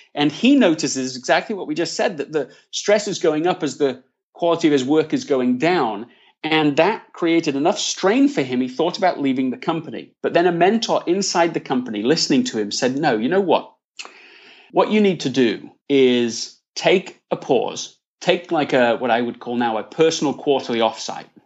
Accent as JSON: {"language": "English", "town": "Leeds", "region": "Yorkshire and the Humber", "country": "United Kingdom", "tie": "born or raised there", "also_born_or_lived": "London, England / United States", "accent": "English", "moved": "as an adult", "lives_now": "California, United States", "said": "I was born in London, England, Uh, grew up in Leeds, in the north of England, and have spent the last fifteen years in the U S. I'm currently based in California."}